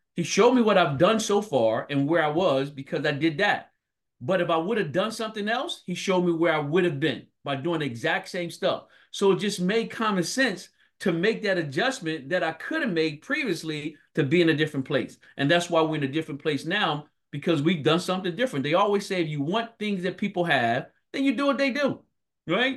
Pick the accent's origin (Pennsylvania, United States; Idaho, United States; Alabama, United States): Pennsylvania, United States; Philadelphia; I grew up born and raised in North Philadelphia.